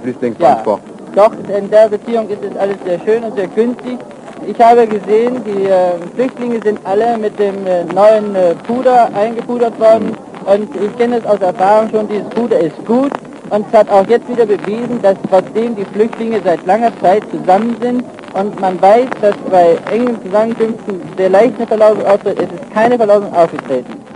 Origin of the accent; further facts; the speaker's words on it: Wrocław, Lower Silesian Voivodeship, Poland; moved away as an adult; wurde nach Breslau entlassen, was meine Heimat ist